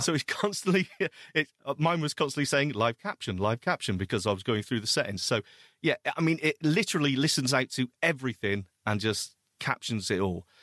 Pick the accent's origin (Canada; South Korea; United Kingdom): United Kingdom; we are British